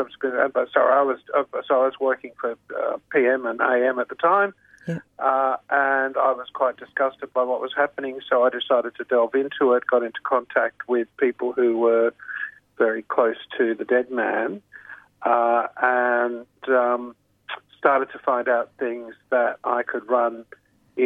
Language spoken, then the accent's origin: English; Queensland, Australia; moved away as an adult; also born or lived in Canberra / Sydney / Britain / Brisbane; I grew up in the Bjelke Peterson era in Queensland